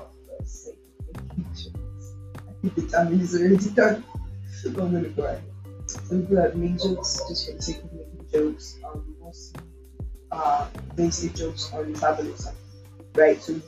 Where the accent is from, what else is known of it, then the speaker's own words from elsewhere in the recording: Nigeria; as a Nigerian